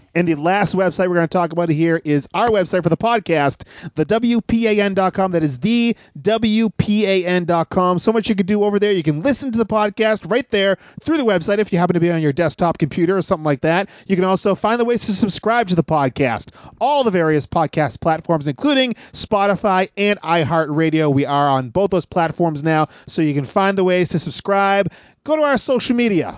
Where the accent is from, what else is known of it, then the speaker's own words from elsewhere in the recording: Northeast, United States; we are guys from the Northeast. We grew up on Hulk Hogan